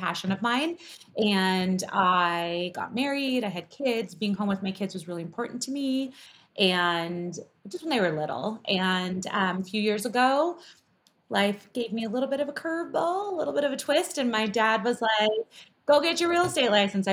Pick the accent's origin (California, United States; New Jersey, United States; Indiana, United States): California, United States; Southern; moved away as an adult; now in Las Vegas, United States; I grew up in Southern California, third generation Southern Californian